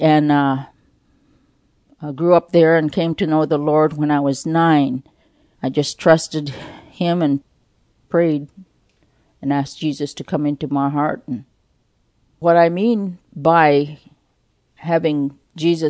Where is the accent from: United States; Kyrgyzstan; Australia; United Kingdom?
United States; Unalakleet, Alaska; I was born in Unalakleet, Alaska. It's just below Nome on the Norton Sound. Our life in Unalakleet was a village life.